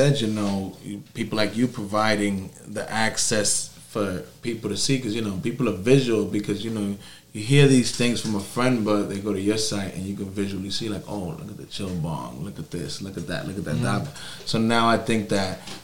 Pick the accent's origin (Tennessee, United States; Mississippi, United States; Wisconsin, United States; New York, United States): New York, United States; born and raised in New York all our lives